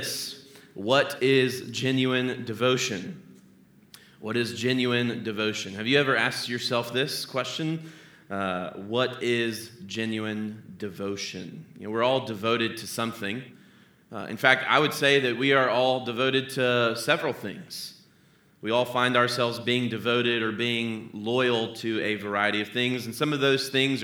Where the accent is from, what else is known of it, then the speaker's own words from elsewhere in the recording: Tallahassee, Florida, United States; now in Cincinnati, United States; I grew up in Tallahassee, Florida